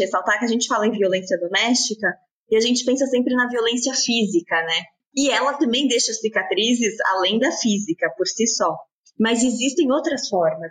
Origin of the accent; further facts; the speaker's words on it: São Paulo, Brazil; nasci e cresci em São Paulo